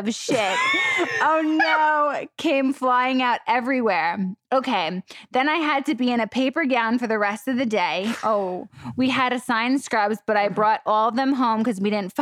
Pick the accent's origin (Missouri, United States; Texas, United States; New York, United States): New York, United States; New York City; accent: New York; moved away as an adult; also born or lived in Florida; born and raised in New York, Staten Island, and then moved to Florida